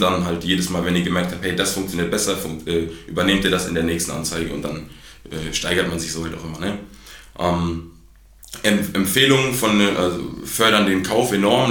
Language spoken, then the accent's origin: German; Gütersloh, North Rhine-Westphalia, Germany; bin wie gesagt 23 Jahre in Gütersloh geboren